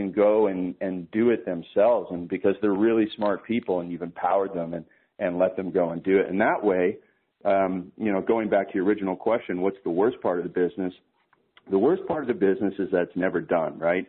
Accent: Toronto, Ontario, Canada; I'm Canadian. I live in Canada

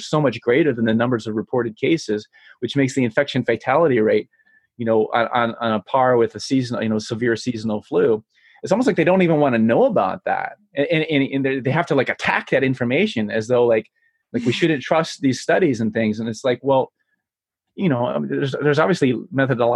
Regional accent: Michigan, United States; here from my home state of Michigan

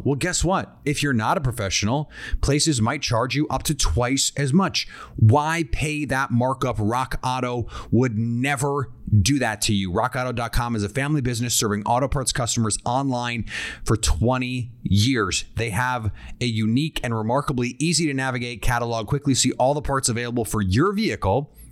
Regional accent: Midwest, United States; I am from the Midwest

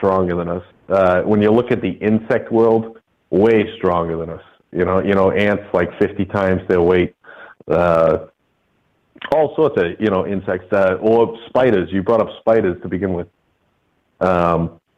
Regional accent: Northeast, United States; I'm from the Northeast. It's not as popular up here

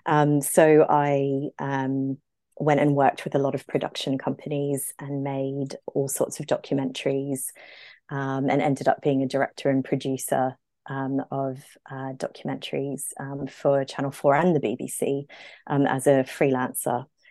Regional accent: Brisbane, Queensland, Australia; accent: Aussie; moved away as an adult; now in London, United Kingdom; I grew up in Brisbane, in Queensland, in a very tropical, sunny place.

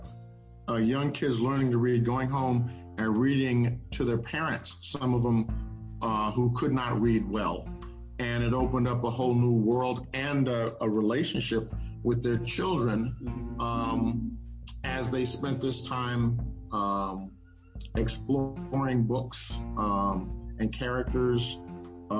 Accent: Omaha, Nebraska, United States; I grew up in Omaha, Nebraska

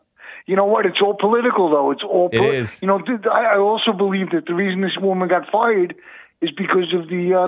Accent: New York, United States; now in Idaho, United States; I'm New Yorker.

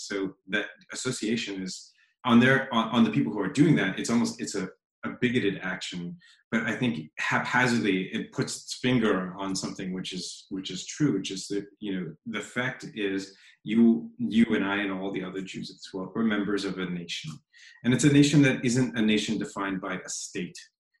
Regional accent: Philadelphia, Pennsylvania, United States; also born or lived in Las Vegas / San Diego / New York / San Francisco; I grew up in Philadelphia, Las Vegas, San Diego, was it?

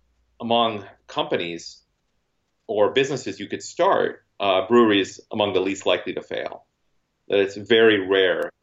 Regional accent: Hastings, Minnesota, United States; My hometown is getting a brewery this year

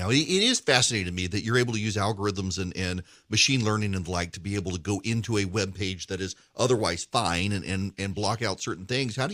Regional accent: Dubai, United Arab Emirates; I grew I grew up in the Middle East was uh, raised in Dubai and had a computer in my classroom starting in first grade

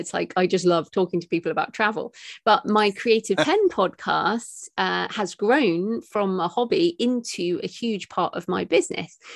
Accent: United Kingdom; me as a British woman

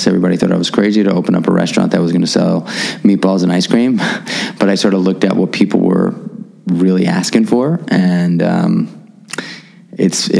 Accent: New York City, New York, United States; as a kid growing up in New York City

